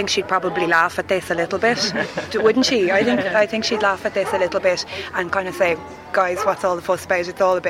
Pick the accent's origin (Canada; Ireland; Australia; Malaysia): Ireland; Bray, Leinster; So we are from Bray